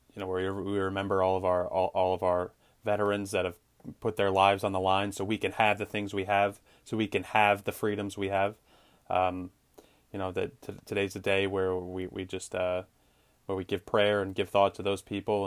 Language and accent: English; United States; I'm an American